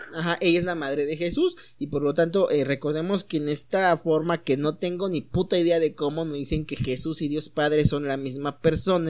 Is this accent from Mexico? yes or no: yes; Mexico; nosotros tenemos como mexicanos